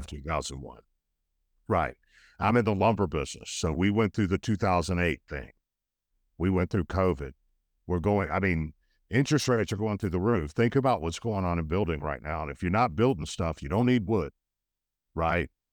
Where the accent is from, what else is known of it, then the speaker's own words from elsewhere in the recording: United States; I was born in the United States